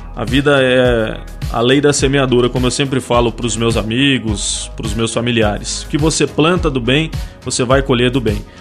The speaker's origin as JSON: {"language": "Portuguese", "town": "Londrina", "region": "Paraná", "country": "Brazil", "tie": "born or raised there", "said": "Eu sou natural de Londrina"}